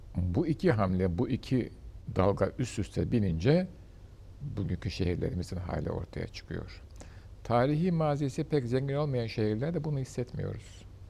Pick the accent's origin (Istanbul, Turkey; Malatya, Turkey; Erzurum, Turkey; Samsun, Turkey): Istanbul, Turkey; ben Beyazıt'ta doğdum, büyüdüm.